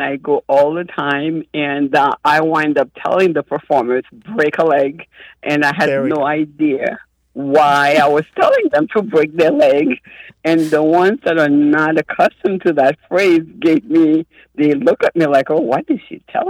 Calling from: Pembroke Pines, Florida, United States; I'm calling you from Pembroke Pines, Florida.

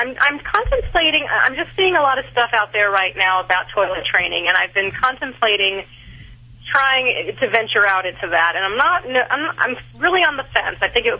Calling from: Las Vegas, Nevada, United States; I'm calling from Las Vegas.

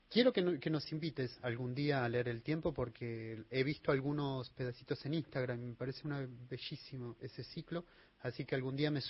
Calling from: Rosario, Santa Fe, Argentina; Buenas noches … de Rosario.

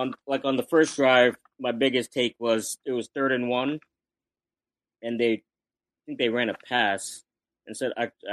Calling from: Northern Virginia, United States; I'm calling from Northern Virginia.

